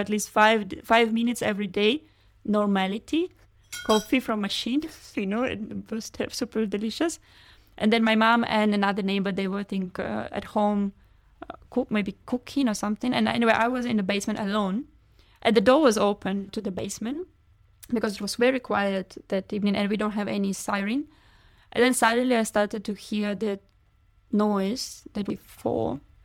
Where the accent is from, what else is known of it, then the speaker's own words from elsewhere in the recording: Kharkiv, Kharkiv Oblast, Ukraine; English is a second language; moved away; Kharkiv is my hometown.